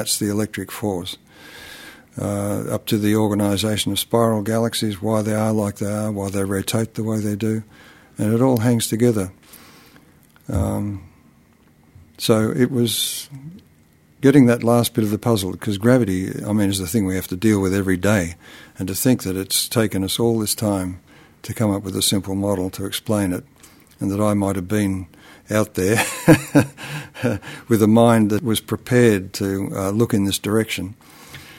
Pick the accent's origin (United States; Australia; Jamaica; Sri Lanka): Australia; Canberra, Australian Capital Territory; my hometown in Australia, which is the capital of Australia